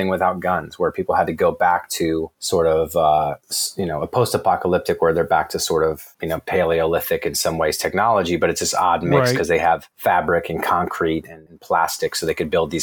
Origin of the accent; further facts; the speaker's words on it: Virginia, United States; also born or lived in Bloomington, Indiana; I consider my hometown probably Virginia, where I spent most of my upbringing.